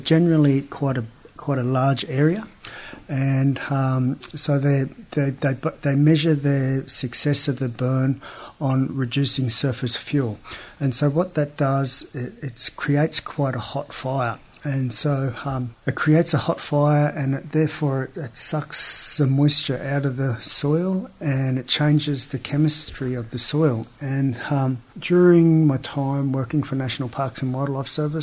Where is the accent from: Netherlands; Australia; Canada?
Australia; Bega, New South Wales; I grew up here in Bega, Jurinjanj, Yuin